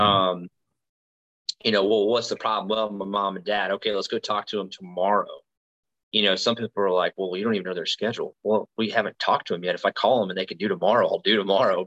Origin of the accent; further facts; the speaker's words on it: Tuscaloosa, Alabama, United States; moved away; I'm from Alabama. I'm from uh, Tuscaloosa, which is central west western central Alabama